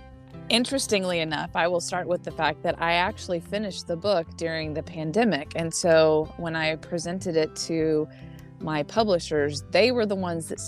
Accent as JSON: {"language": "English", "region": "Wyoming", "country": "United States", "tie": "born there", "also_born_or_lived": "Oklahoma / Arkansas / Illinois", "said": "the Lord has us right now in Southwest Florida, but I was born in Wyoming, and I've had little bits of time in Oklahoma, Arkansas, and Illinois."}